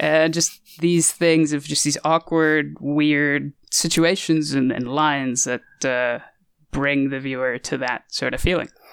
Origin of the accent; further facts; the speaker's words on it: United States; we're clearly American